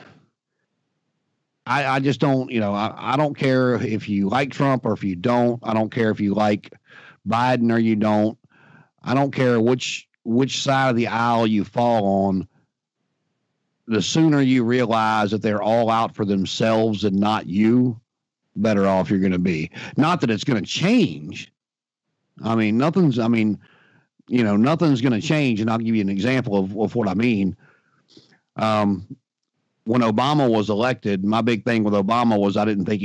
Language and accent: English; Martinsville, Virginia, United States; I'm from Martinsville, Virginia